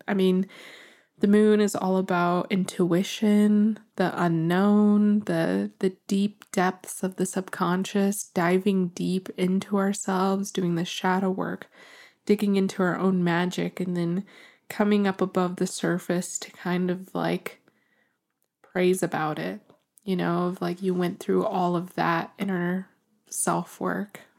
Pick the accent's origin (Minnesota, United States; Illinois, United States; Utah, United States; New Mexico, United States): New Mexico, United States; I'm from New Mexico